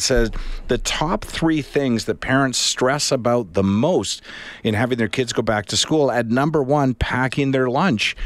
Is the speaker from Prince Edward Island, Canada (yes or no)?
yes; Charlottetown, Prince Edward Island, Canada; I grew up in Charlottetown, Prince Edward Island.